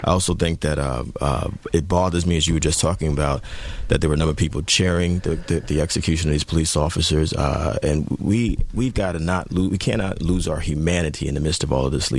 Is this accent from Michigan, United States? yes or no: no; New York City, New York, United States; I am from the inner city. I am from Brooklyn.